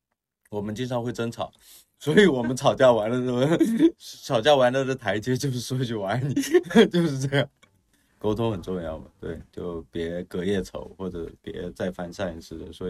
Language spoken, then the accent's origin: Chinese; China; 土生土长的中国人，然后又是比较苦的八零后这一波人呢，